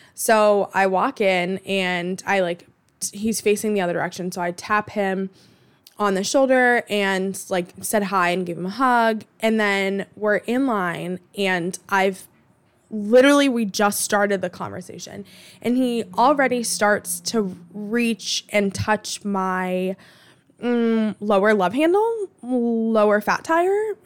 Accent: Boston, Massachusetts, United States; I grew up in Alston

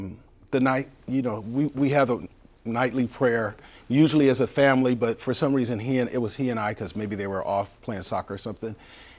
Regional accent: San Diego, California, United States; You know, we grew up in Bay Vista Methodist apartments, and you ask people, 49th and Logan in San Diego

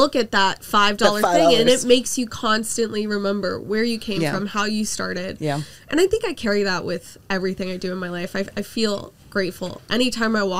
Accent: Orlando, Florida, United States; moved away; I grew up in Florida

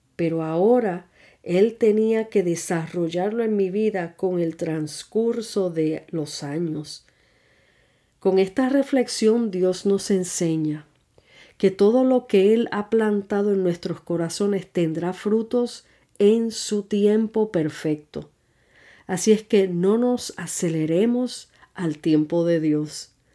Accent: Puerto Rico; moved away; also born or lived in New York; Me mudé de Puerto Rico a Nueva York

